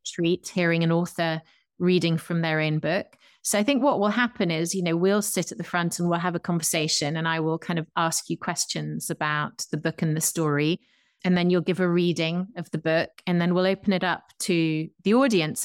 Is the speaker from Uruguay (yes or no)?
no; England, United Kingdom; I'm an English person from across the Atlantic